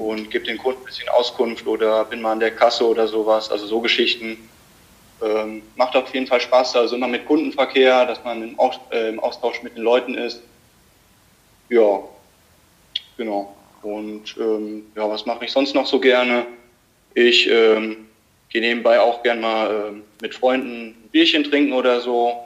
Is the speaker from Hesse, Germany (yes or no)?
yes; Limburg an der Lahn, Hesse, Germany; ich komme aus Limburg